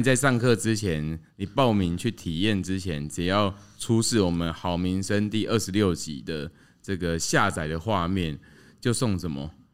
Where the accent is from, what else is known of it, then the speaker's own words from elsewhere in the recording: Tainan, Taiwan; moved away as an adult; now in Hsinchu, Taiwan; 我自己是台南出生的嘛